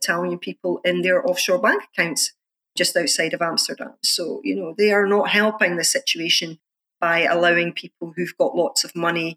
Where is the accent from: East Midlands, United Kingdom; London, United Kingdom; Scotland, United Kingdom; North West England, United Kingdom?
Scotland, United Kingdom; as a Scottish activist